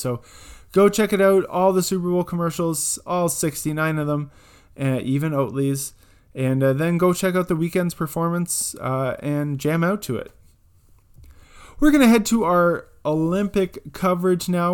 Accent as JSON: {"language": "English", "town": "Almonte", "region": "Ontario", "country": "Canada", "tie": "born or raised there", "said": "just outside of my hometown in Almont, Ontario"}